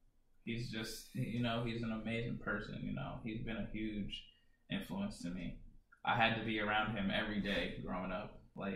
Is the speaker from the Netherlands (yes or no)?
no; Sierra Leone; For sure. I'm from Sierra Leone. 100% Sierra Leonean.